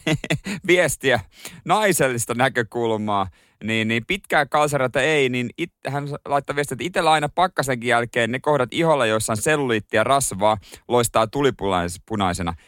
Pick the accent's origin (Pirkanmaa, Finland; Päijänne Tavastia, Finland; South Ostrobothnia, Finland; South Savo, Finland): South Ostrobothnia, Finland; Seinäjoki; now in Helsinki, Finland; mä oon Seinäjoelta